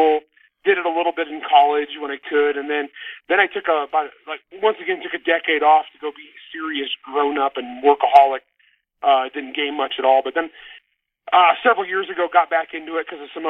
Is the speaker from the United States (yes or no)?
yes; a little Portuguese town, Grapes of Wrath home area, California, United States; I grew up in an environment, it was all Portuguese. We were all Portuguese kids, and it was a little Portuguese town